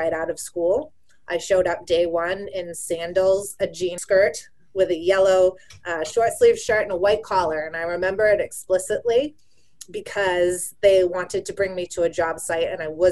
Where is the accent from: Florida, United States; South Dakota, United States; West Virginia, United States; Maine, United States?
Maine, United States; moved away as an adult; also born or lived in Massachusetts; I grew up in Maine